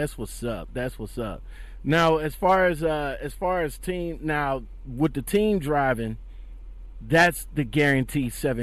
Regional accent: Ohio, United States; yeah, you're in my home state.

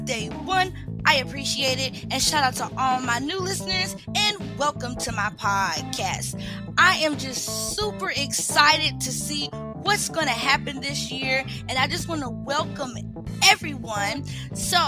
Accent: Charlotte, North Carolina, United States; I was born in Charlotte, North Carolina

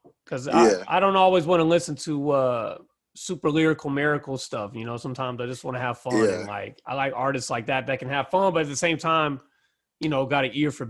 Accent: the South, United States; I'm from the South

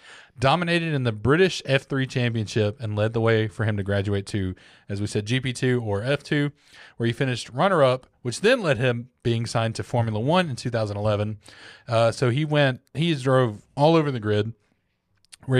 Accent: American South, United States; accent: Southern; I know I have a southern accent.

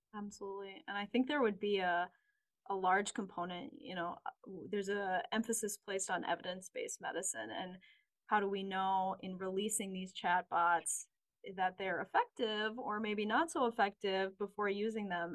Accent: St. Paul, Minnesota, United States; I'm also local. I grew up in St. Paul

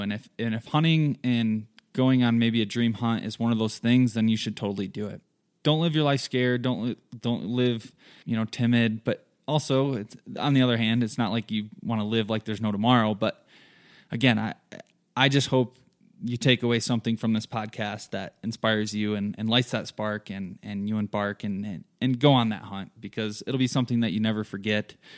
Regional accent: southern Michigan, United States; moved away as an adult; now in Colorado, United States; I'm originally from Michigan. Grew up there in a small town, southern Michigan, lots of farm fields

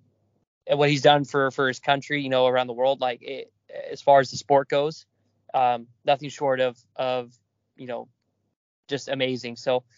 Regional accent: California, United States; my family being predominantly from Pittsburgh, even though I grew up out here in California.

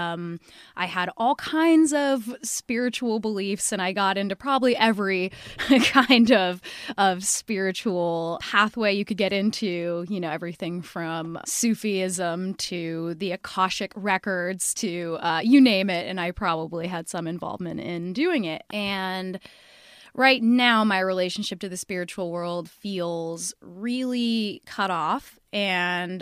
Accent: Seattle, Washington, United States; I'm from Seattle, Washington.

